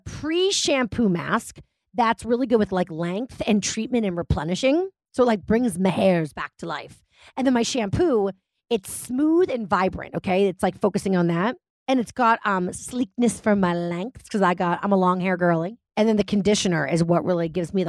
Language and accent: English; Massachusetts, United States; I was brought up in Massachusetts